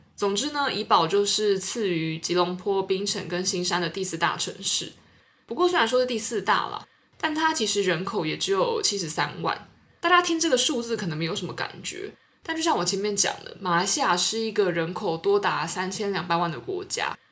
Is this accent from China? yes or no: no; Taiwan; moved away as an adult; now in Singapore; 我是台湾人，然后来到新加坡工作